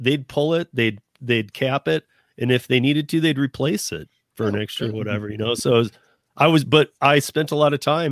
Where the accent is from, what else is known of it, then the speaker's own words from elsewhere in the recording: Michigan, United States; now in Colorado, United States; I'm originally from Michigan. Half my life in Michigan, half here in Colorado